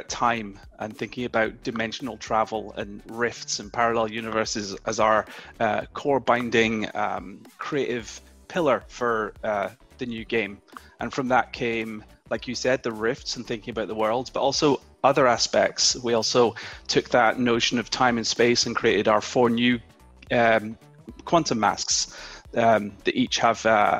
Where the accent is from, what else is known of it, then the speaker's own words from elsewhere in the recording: United Kingdom; now in United States; I came over from the UK. You can probably tell that I'm not a Californian native. I came over almost 10 years ago